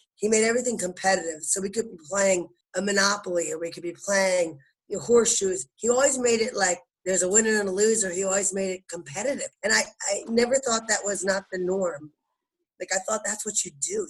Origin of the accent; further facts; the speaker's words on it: Bucks County, Philadelphia, Pennsylvania, United States; also born or lived in New Ulm, Minnesota; in Bucks County, Philadelphia, is where I grew up